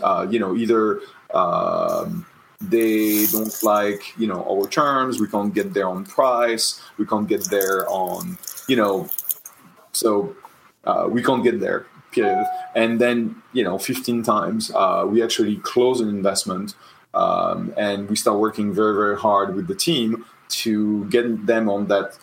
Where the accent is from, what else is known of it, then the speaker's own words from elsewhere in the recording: Tours, Centre-Val de Loire, France; moved away; I was born in the Loire Valley in Tours